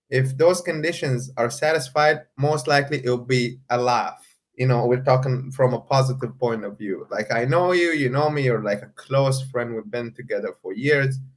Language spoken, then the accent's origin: English; Saudi Arabia; after I said I come from Saudi Arabia, that person was not very happy